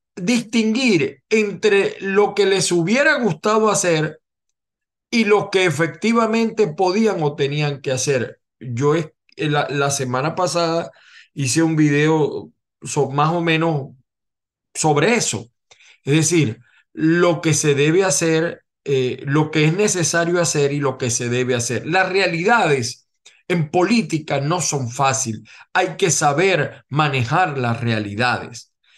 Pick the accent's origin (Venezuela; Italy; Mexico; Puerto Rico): Venezuela; como muchos venezolanos